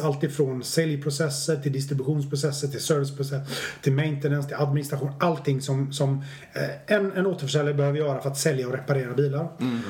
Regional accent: Stenungsund, Västra Götaland, Sweden; moved away as an adult; also born or lived in Japan; now in Stockholm, Sweden; Jag är född i Stenungsund. Det är viktigt för mig. Mm. Jag har bott i Stockholm i 20 år men jag är född i Stenungsund på västkusten.

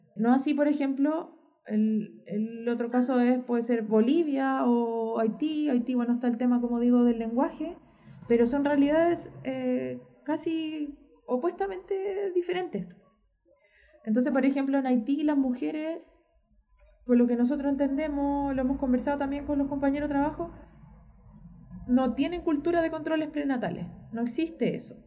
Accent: Chile

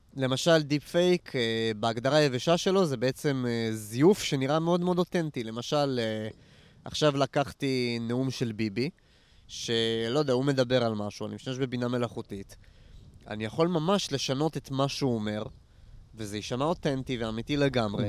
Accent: Nof HaGalil, Northern District, Israel; moved away; אני גדלתי, אני גדלתי פה בסביבה, אני מנצרת עילית במקור, נוף הגליל, אבל כל האזור של העמק, אני גדלתי פה

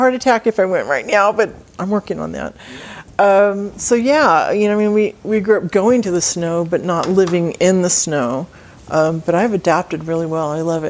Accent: Salinas, California, United States; moved away as an adult; also born or lived in Fresno, California; I am a California transplant. I grew up in Salinas, California, which is in the Monterey Bay. It is John Steinbeck country.

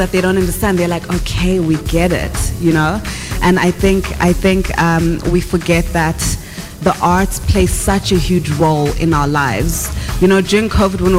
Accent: Bulawayo, Zimbabwe; now in South Africa; I am from Ekasi, Koblawayo in Zimbabwe, a young girl who did not have dreams as big as what my life is today.

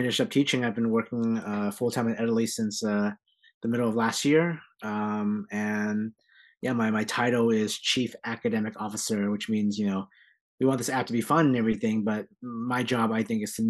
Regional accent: San Jose, California, United States; also born or lived in Philadelphia, Pennsylvania; I'm born and raised in San Jose, California. That's home for me

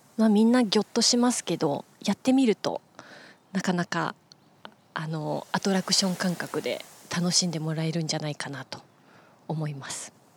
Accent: Kansai, Nara, Japan; moved away; 私はあの出身が関西ですので奈良県の方に帰ってましてね

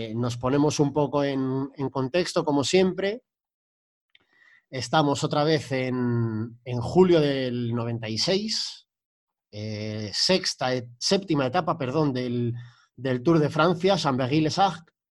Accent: Spain

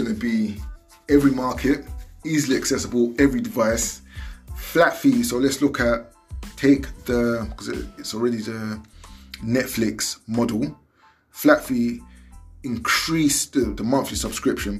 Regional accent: United Kingdom; I'm a British black man, you know, of Nigerian descent, so I'm Nigerian born in Britain

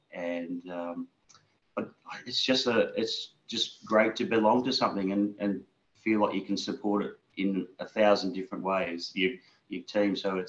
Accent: Fremantle, Western Australia, Australia; moved away as an adult; now in Melbourne, Australia; Yeah, I'm West Australian bred, basically, and moved to Melbourne about 8 years ago, but grew up in Fremantle, or to be specific, because of rivalries, East Fremantle as opposed to South Fremantle.

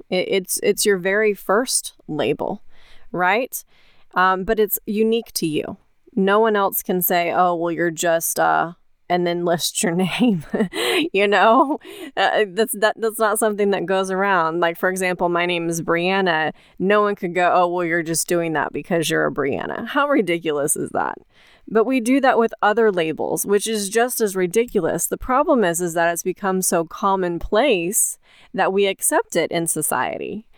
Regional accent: United States

